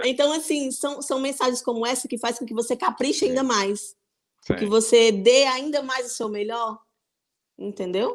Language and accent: Portuguese; Mossoró, Rio Grande do Norte, Brazil; moved away as an adult; now in Póvoa de Varzim, Portugal; eu sou nordestina, mais precisamente sou de Mossoró, do Rio Grande do Norte